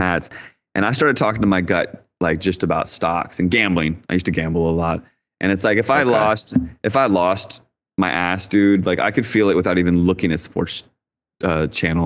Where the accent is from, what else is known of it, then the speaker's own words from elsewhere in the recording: D.C., Virginia, United States; I grew up outside in Virginia, right outside Washington, D.C.